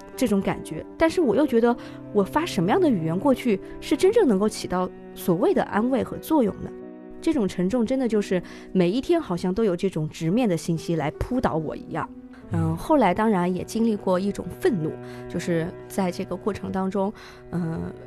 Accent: Wuhan, Hubei, China; moved away; 像我在武汉土生土长地长大

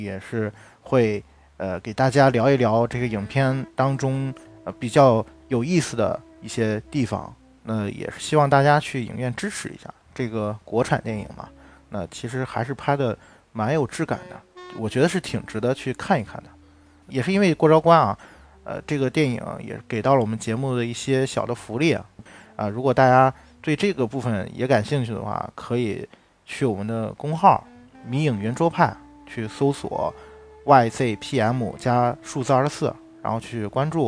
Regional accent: Qingdao, Shandong, China; now in Beijing, China; 我觉得北京啊，让我。感觉最不舒服的地方，因为我们我是从青岛过来的嘛，然后就是太干燥了

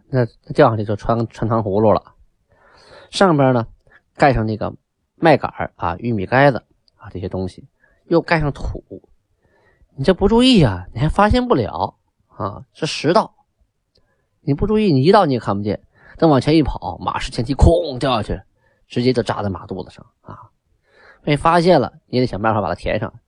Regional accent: Shenyang, Liaoning, China; 那个地方叫东陵区，啊，也就是我的故乡，我就出生在东陵区，经常遥望天柱山。啊，我现在在沈阳的家呢，开开窗户，对面就是天柱山，就是东陵

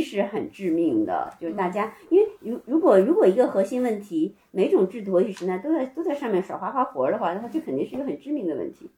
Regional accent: Beijing, China; 先跟外公外婆，然后十一岁扔到北京跟爷爷奶奶

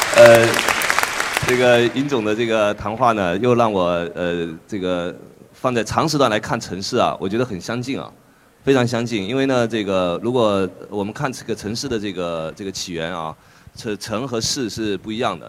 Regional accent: Fuzhou, Fujian, China; moved away; 我老家这个福州

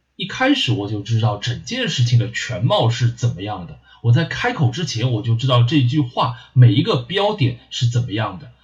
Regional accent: Shanghai, China; accent: Shanghainese; 我说上海话的时候呢，就油腔滑调

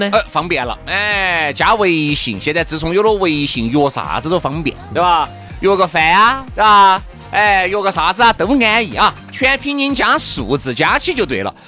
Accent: Sichuan, China; 我们就是四川的一句老话

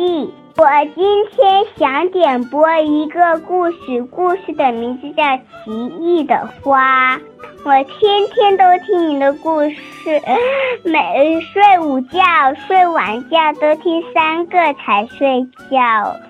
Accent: Zhuhai, Guangdong, China; 我来自广东珠海，我四岁半了。

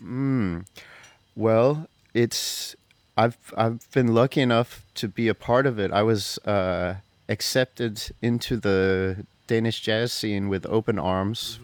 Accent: United States; moved away as an adult; now in Denmark; I'm an American saxophone player, and I've been living in Denmark for 22 years

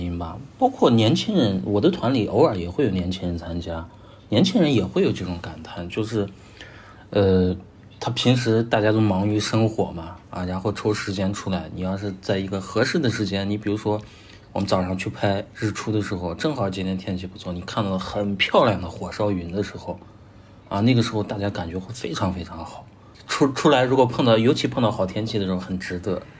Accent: Gansu, China; now in Shanghai, China; 我是西北人，甘肃人， 现在目前生活在上海，做职业摄影师已经差不多有五年多的时间吧

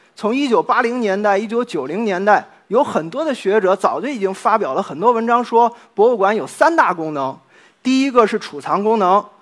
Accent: China; now in Nottingham, United Kingdom; 我们中国人

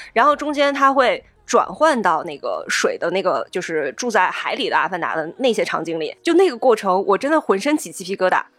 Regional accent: northern China, China; 我作为就是没有那么北方的 北方人

